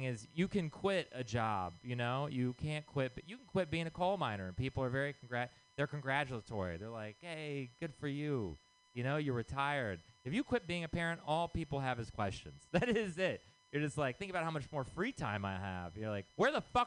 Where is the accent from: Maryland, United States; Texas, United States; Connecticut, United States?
Texas, United States; moved away; I'm from Texas